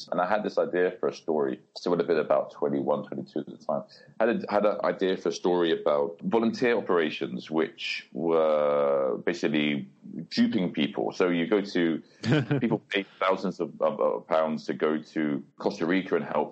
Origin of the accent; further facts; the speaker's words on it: London, United Kingdom; moved away as an adult; also born or lived in Glasgow; now in Shanghai, China; Born in London. So grew up in West London in Ealing